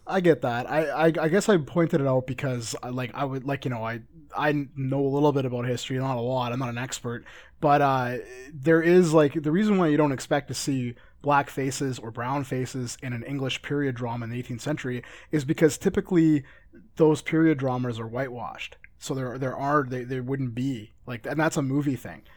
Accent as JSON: {"language": "English", "country": "Canada", "said": "I'm Canadian"}